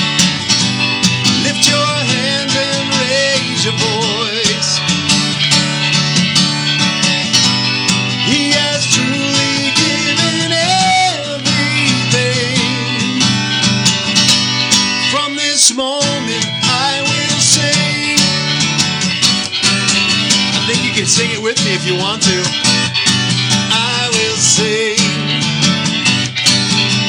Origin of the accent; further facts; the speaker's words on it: Detroit, Michigan, United States; I'm a son of Detroit. I was born in Detroit, Michigan